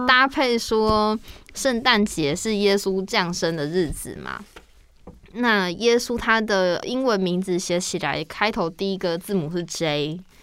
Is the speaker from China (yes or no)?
no; Taiwan; 用我们台湾的那个营养口粮